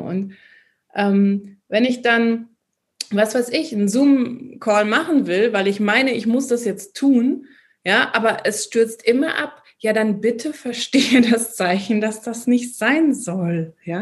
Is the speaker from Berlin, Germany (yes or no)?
no; Bochum, North Rhine-Westphalia, Germany; moved away as an adult; now in Austria; ich war ein Kind oder ich bin ein Kind des Ruhrgebiets. Ich liebe Bochum